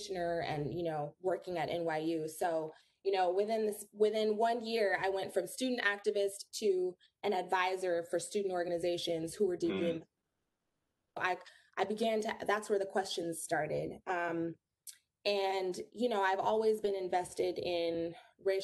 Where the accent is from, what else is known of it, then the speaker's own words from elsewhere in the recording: Los Angeles, California, United States; moved away as an adult; also born or lived in New York; born and raised in Los Angeles, California